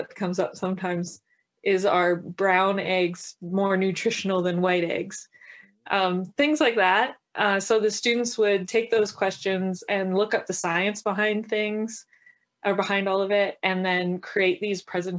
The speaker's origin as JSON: {"language": "English", "town": "Lacombe", "region": "Alberta", "country": "Canada", "tie": "born or raised there", "moved": "as an adult", "lives_now": "Shoal Lake, Canada", "said": "I grew up in Lacombe."}